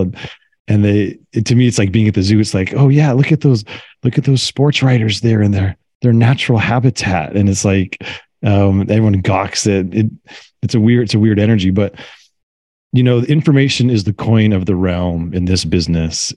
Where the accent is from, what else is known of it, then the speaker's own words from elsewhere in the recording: Carmel, California, United States; my hometown here in Carmel, California